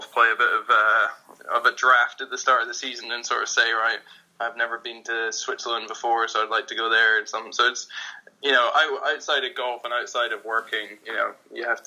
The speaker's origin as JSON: {"language": "English", "town": "Edinburgh", "region": "Scotland", "country": "United Kingdom", "tie": "born or raised there", "also_born_or_lived": "United States", "moved": "as an adult", "lives_now": "London, United Kingdom", "said": "I grew up in Edinburgh"}